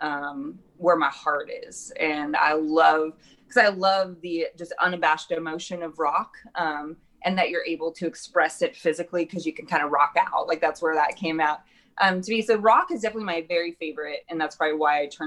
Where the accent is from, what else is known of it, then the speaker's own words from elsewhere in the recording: Knoxville, Iowa, United States; also born or lived in Nashville, Tennessee; now in Des Moines, United States; I was born and raised in Knoxville, Iowa